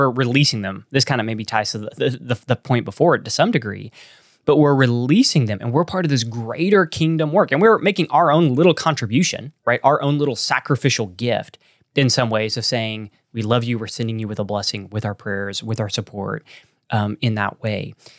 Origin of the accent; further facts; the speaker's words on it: Texas, United States; accent: Texan; That's my Texan accent.